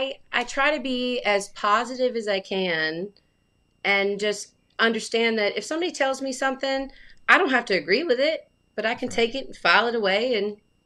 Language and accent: English; Alabama, United States; now in Connecticut, United States; And I moved to Connecticut from Alabama. So I'm from Alabama.